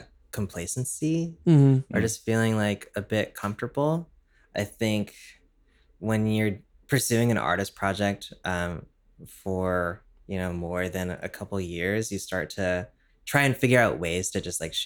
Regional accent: San Jose, California, United States; also born or lived in Oakland; Yeah, I grew up in like the Bay Area.

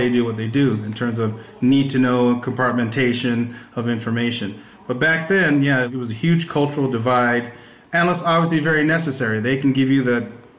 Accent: Northern California, United States; I grew up in Northern California

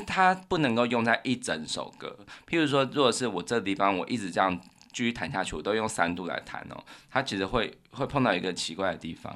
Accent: Taiwan; 我们台湾人就是在我们这个小时候会有的

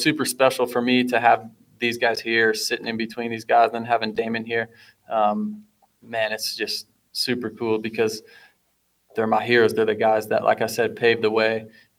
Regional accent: Iowa, United States; being from the Midwest, and like you and Chad being from the same town I grew up in Iowa

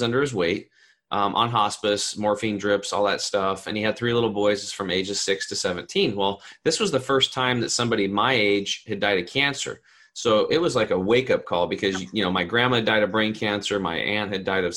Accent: Eastern Oregon, United States; I grew up over in Eastern Oregon

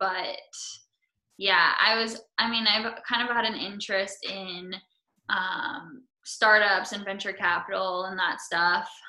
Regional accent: West Coast, United States; I'm from the West Coast.

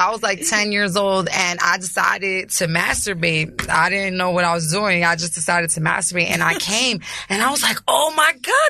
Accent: New York City, New York, United States; I'm from Chelsea. I'm from Manhattan.

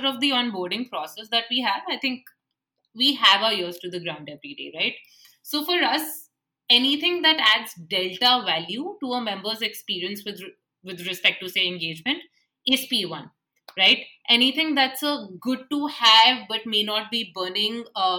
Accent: India

